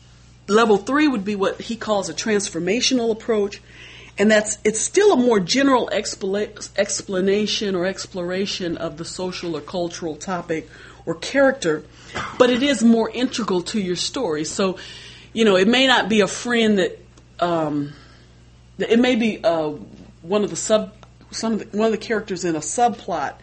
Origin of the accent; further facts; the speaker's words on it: Des Moines, Iowa, United States; as an African American, I was raised in Des Moines, Iowa.